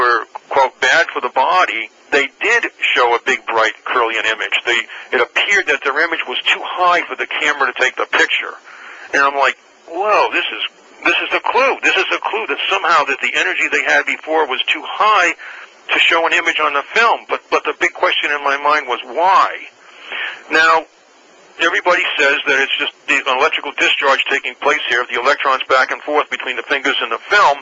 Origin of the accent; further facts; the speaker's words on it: New England, United States; moved away; also born or lived in California; I'm originally from New England